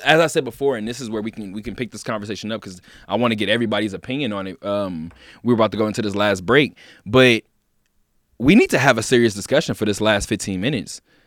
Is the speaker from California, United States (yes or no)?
yes; Inglewood, California, United States; now in Las Vegas, United States; as a person from Inglewood, California